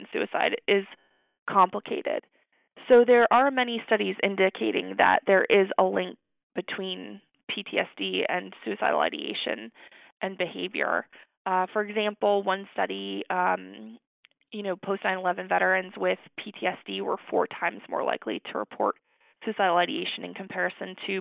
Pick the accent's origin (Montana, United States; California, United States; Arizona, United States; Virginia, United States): Arizona, United States; moved away as an adult; also born or lived in New York / Maryland; now in Texas, United States; I'm actually from Arizona originally